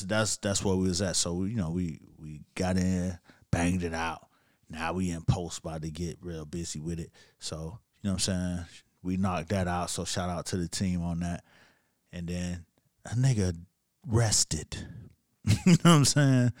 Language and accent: English; Miami, Florida, United States; I'm from Miami